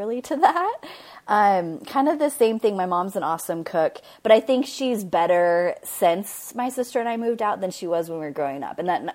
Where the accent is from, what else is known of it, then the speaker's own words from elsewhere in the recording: United States; I grew up in Washington, and we didn't have any family around